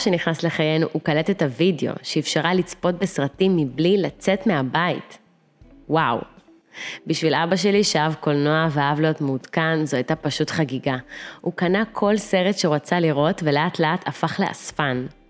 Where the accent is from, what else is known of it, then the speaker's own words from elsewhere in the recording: Russia; moved away; נולדתי ברוסיה, בעיר קטנטונת, בתחילת שנות ה-90